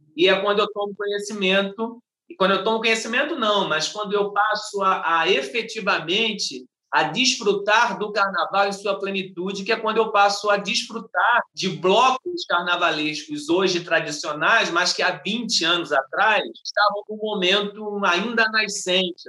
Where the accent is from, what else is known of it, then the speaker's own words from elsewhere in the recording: Rio de Janeiro, Brazil; eu passei parte da minha, da minha juventude na Ilha do Governador, mas sou carioca de 1983, nascido no bairro do Jardim América